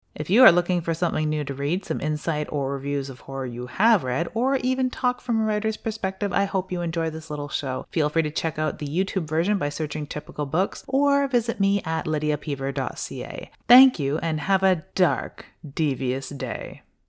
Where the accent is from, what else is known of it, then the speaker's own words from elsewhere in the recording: Canada; I'm Canadian, so I'm new to Second and Charles